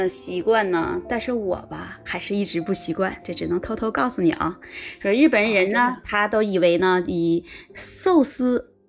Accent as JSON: {"language": "Chinese", "region": "Northeast China", "country": "China", "moved": "as an adult", "lives_now": "Japan", "said": "因为我东北人"}